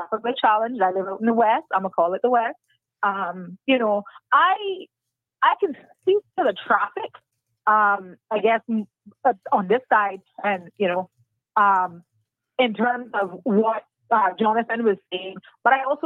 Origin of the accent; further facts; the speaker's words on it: West Bay, Cayman Islands; I was commuting from West Bay to Georgetown to George Hicks and John Gray